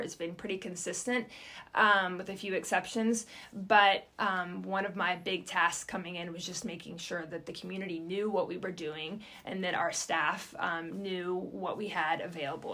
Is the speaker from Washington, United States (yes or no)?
no; Roanoke, Virginia, United States; moved away as an adult; also born or lived in Pittsburgh, Pennsylvania / Ithaca, New York; now in Bartlesville, United States; my husband and I are both from Virginia. So, um, southwestern Virginia, Roanoke specifically